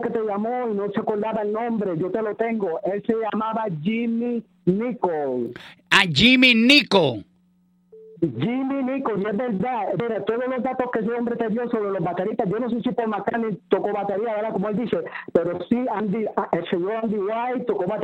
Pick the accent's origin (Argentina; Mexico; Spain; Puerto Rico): Puerto Rico; Yo soy boricua.